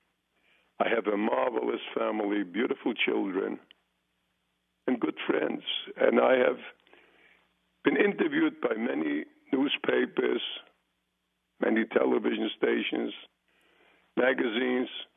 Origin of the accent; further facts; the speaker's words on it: Poland; now in United States; I was born in Poland